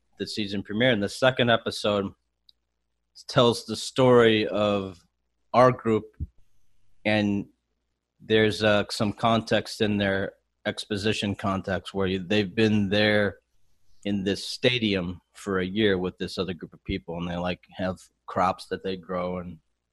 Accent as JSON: {"language": "English", "town": "Chicago", "region": "Illinois", "country": "United States", "said": "I'm from Chicago."}